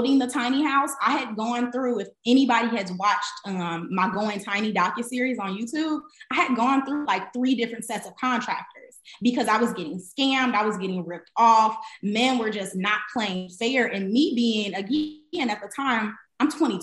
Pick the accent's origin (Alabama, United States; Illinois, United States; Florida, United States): Illinois, United States; Chicago; moved away; also born or lived in Atlanta; I'm from Chicago. I'm first generation everything. I didn't grow up with a lot of money